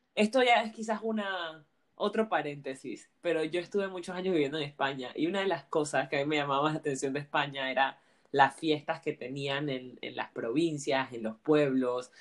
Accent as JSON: {"language": "Spanish", "country": "Panama", "also_born_or_lived": "Barcelona, Spain", "moved": "yes", "said": "siendo panameña en Barcelona"}